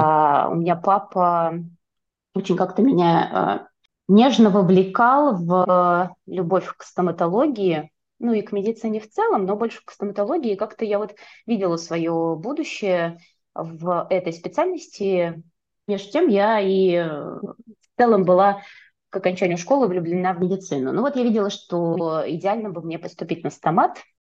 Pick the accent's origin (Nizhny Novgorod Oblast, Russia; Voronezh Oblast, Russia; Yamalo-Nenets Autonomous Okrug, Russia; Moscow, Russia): Nizhny Novgorod Oblast, Russia; Nizhny Novgorod; moved away as an adult; also born or lived in Saint Petersburg; now in Tallinn, Estonia; я родилась и выросла в Нижнем Новгороде, прожила там до двадцати шести лет и потом переехала в Петербург.